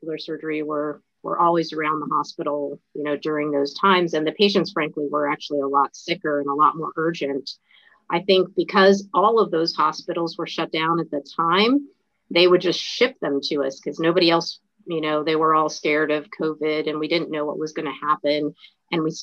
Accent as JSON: {"language": "English", "town": "Salisbury", "region": "North Carolina", "country": "United States", "tie": "born or raised there", "also_born_or_lived": "Georgia / Northeast US / Mid-Atlantic US / West Coast US", "moved": "as an adult", "said": "they both moved to Salisbury, North Carolina, and then they became tenured professors there. So that's basically kind of where I grew up"}